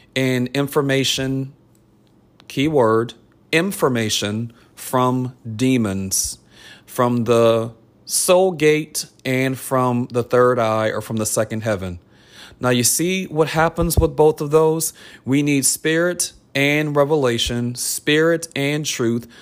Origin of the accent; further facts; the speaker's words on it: New Orleans, Louisiana, United States; I'm from New Orleans